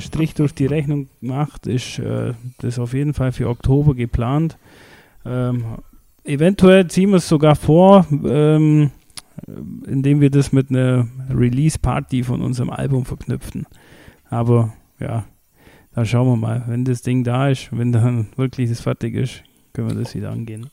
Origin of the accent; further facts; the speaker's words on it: Kirchheim in Schwaben, Bavaria, Germany; ich bin ja aus Kirchheim in Schwaben, also das bei Windelheim da.